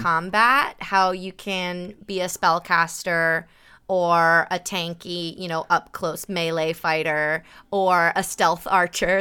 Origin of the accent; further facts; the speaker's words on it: Burbank, California, United States; also born or lived in San Diego, United States / Brooklyn, United States; I grew up in Burbank